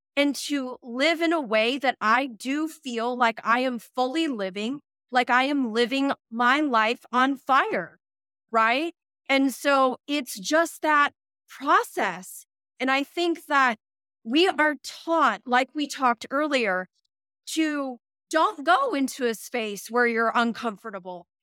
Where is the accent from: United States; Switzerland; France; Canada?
United States; moved away as an adult; the same alphabet that I am used to from the United States